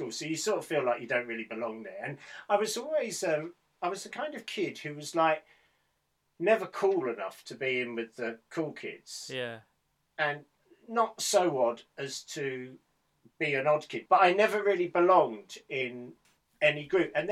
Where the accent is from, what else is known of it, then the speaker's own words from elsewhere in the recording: Medway towns, South East England, United Kingdom; I come from the Medway towns.